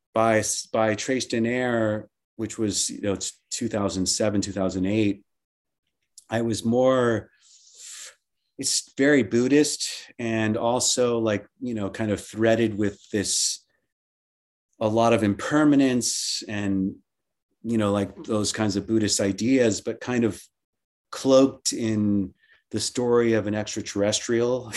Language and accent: English; Miami, Florida, United States; I grew up in in Miami and uh, in Miami, Florida, and we were always on the water